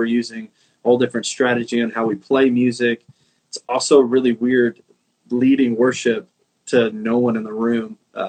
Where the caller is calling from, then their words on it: McKinney, Texas, United States; So I'm at my home in McKinney, Texas. It's kind of North Texas, North Dallas area.